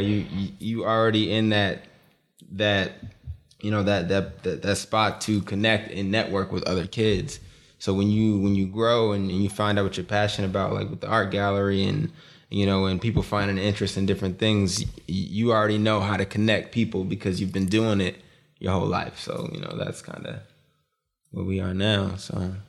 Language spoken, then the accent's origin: English; Boston, Massachusetts, United States; we, we grew up in Boston. We grew up in Dorchester in Boston